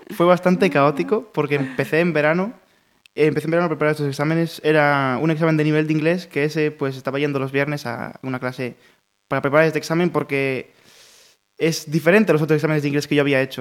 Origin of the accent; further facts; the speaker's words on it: Pontevedra, Galicia, Spain; estuve de pequeño, en infantil estuve en Crespo Rivas, en Campolongo